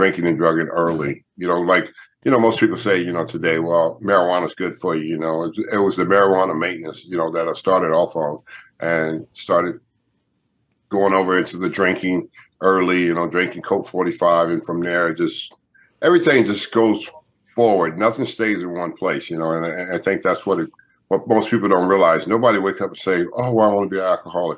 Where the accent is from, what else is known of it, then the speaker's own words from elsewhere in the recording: Los Angeles, California, United States; I grew up in Southern California, Los Angeles, California. So I'm a California guy